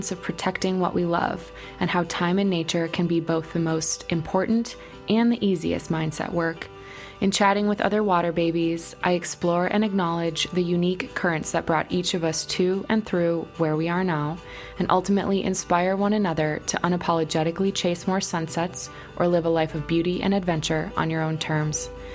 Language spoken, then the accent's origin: English; Midwest, United States; also born or lived in Milwaukee; I'm a Midwesterner living in Milwaukee